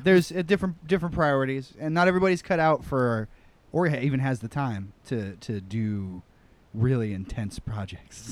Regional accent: Midwest, United States; now in New York, United States; I'm a Midwesterner

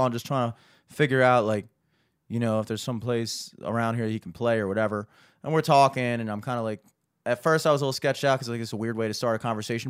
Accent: United States; as an American

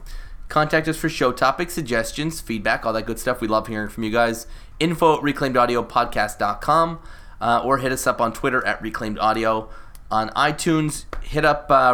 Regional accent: Canada; because I'm Canadian

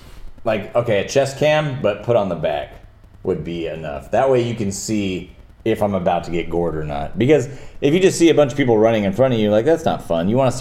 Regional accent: Texas, United States; But I'm from Texas

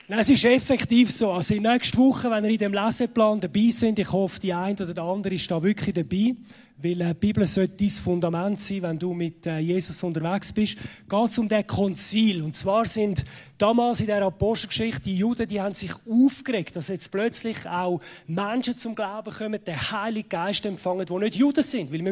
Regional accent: Zurich, Switzerland; wie man unschwer ähm, kann hören, ich komme aus Zürich.

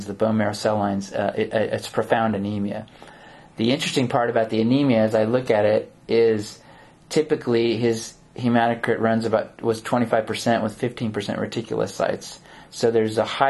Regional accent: Silicon Valley, California, United States; I grew up in Silicon Valley

